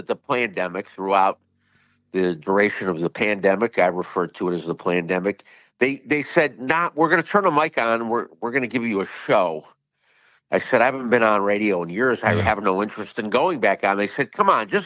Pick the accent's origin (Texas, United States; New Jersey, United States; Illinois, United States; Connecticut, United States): Illinois, United States; Chicago; I grew up in Chicago.